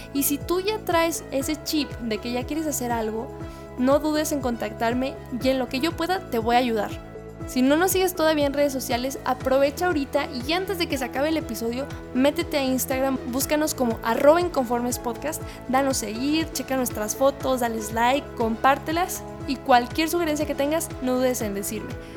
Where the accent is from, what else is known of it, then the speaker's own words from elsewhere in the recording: Mexico; Digo México porque es donde yo he trabajado, donde yo he estado, de donde yo soy, donde yo vivo